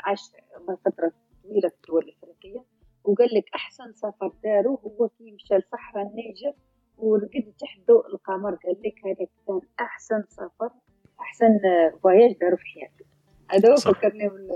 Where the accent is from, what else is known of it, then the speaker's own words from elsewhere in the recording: Adrar Province, Algeria; من ادرى